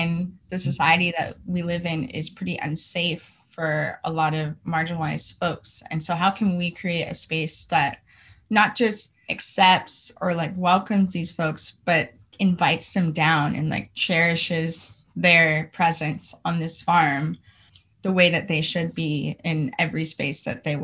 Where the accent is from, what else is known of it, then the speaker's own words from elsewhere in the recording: California, United States; Growing up in California, I did see queer folks